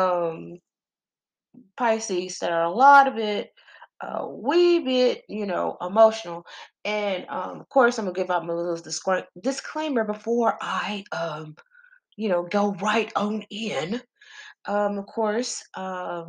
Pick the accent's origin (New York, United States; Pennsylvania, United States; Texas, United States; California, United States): Texas, United States; I'm country. I'm from Texas. I'm country as fuck.